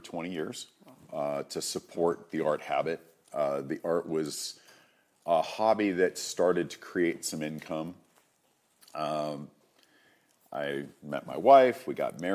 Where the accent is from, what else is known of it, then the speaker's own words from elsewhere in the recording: Massachusetts, United States; moved away as an adult; also born or lived in California; I moved from where I grew up in Massachusetts to California at 18